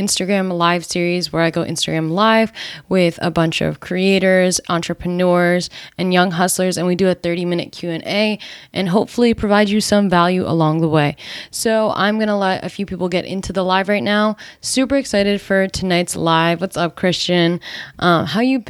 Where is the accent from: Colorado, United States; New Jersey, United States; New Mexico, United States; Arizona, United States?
New Jersey, United States; I grew up in New Jersey